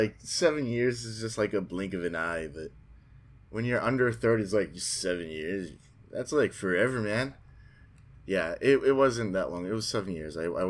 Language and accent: English; Queens, New York, United States; Jamaica, Queens.